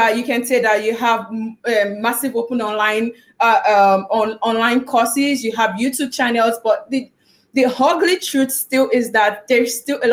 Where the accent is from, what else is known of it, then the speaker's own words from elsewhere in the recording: Nigeria; accent: Nigerian; I'm Nigerian because I speak like a Nigerian